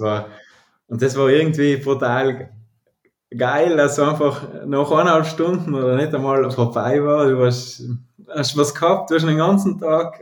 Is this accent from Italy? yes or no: yes; Ahrntal, South Tyrol, Trentino-Alto Adige, Italy; also born or lived in Bruneck; now in Telfes, Italy; ich aus dem Ahrental komme in Südtirol